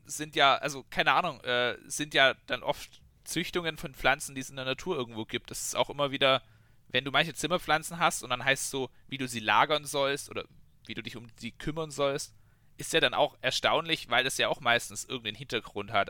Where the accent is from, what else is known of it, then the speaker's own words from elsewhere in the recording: Bavaria, Germany; wir haben jetzt bei uns in, in Bayern zum Beispiel auch Elterngeld